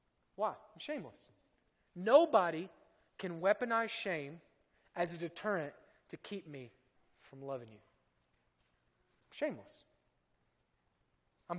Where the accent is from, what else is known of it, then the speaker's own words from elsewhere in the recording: Oklahoma, United States; I'm from Oklahoma